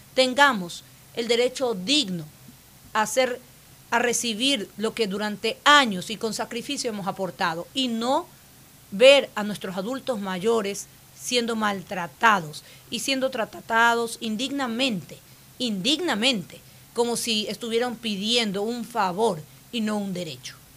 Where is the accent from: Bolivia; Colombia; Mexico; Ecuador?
Ecuador; Soy una ecuatoriana que sabe trabajar